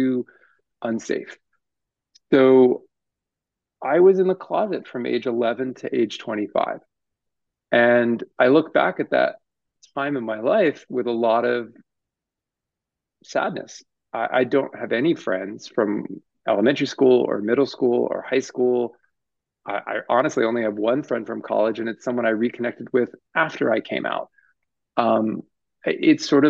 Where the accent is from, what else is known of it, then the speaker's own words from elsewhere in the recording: United States; I was born here and sort of raised, you know, I was raised in America